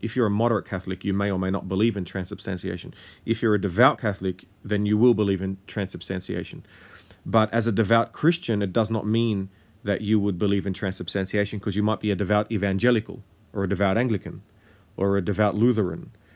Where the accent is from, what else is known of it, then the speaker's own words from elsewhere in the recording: Australia; also born or lived in Lebanon / Syria; I am someone who was born and raised in Australia